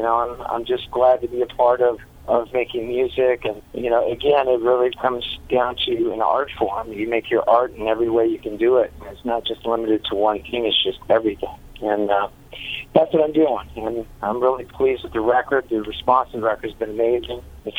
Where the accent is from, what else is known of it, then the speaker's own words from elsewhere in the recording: Las Vegas, Nevada, United States; We came from Las Vegas. We were a different type of animal on that side.